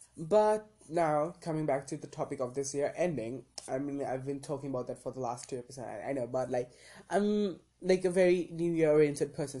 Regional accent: India; me being an Indian citizen

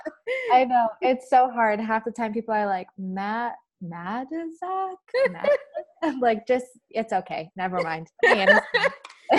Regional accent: Traverse City, Michigan, United States; moved away as an adult; I grew up in Northern Michigan, in a small town called Traverse City

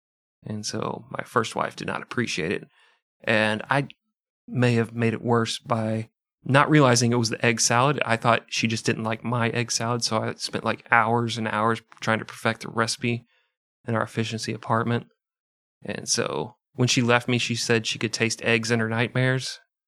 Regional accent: Midwest, United States; You know, we grew up in the Midwest region, but my parents were teetotalers, you know, they didn't drink, so it was just a bucket of egg salad.

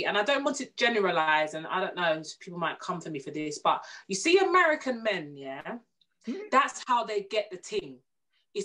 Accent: English Jamaican, England, United Kingdom; I'm an English Jamaican girl

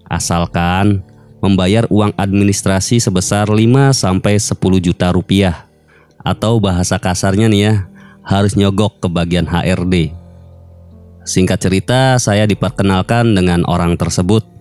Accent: Cirebon, West Java, Indonesia; Saya berasal dari Cirebon.

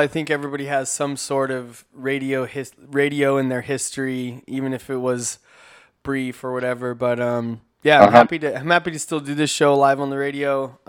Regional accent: Corona, California, United States; I grew up in Corona, which is, like, pretty north of San Diego, but just up to 15.

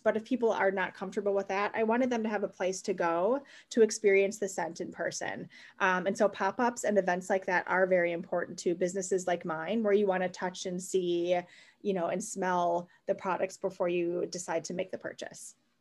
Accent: Wisconsin, United States; I was born and raised in Wisconsin, um, a total Midwestern girl

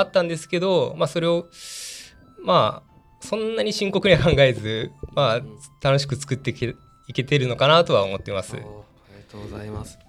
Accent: Aichi, Japan; 愛知県出身でして愛知県であの主に駒を作っておりまして

